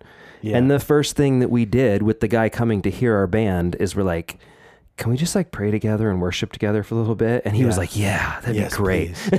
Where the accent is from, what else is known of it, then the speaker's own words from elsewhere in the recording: Oregon, United States; I grew up in Oregon as well. Right. I was in Southern Oregon, where I grew up in kind of Jacksonville, Medford area there.